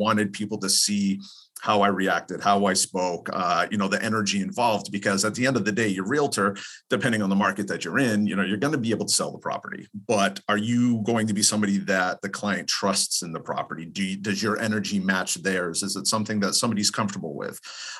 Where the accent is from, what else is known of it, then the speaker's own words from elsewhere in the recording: East Coast, United States; now in California, United States; I'm from the East Coast, live in California